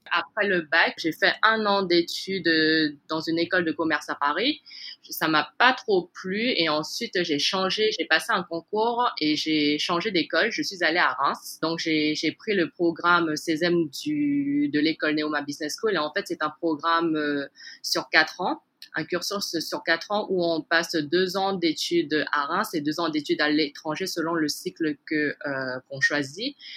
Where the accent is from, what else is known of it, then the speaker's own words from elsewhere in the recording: French Guiana; moved away as an adult; now in Hong Kong; Je suis née en Guyane, euh, d'origine chinoise